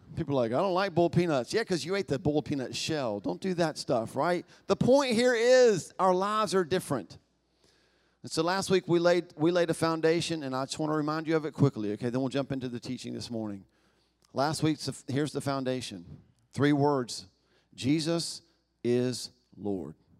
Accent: the South, United States; I was born in America, the southern part, the best part of the country

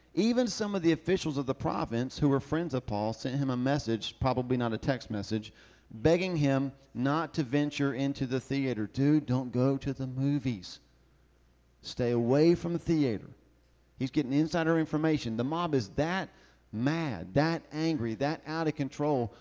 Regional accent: the South, United States; I'm from the South.

